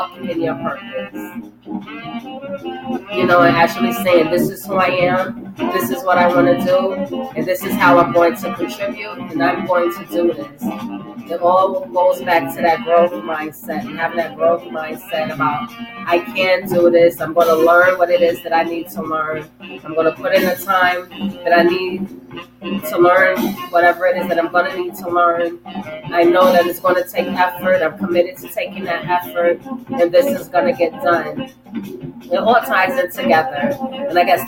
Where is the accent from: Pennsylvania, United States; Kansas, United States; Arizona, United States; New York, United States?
New York, United States; New York City; when I was a kid, and I was, you know, in the Bronx, you know, growing up in the Bronx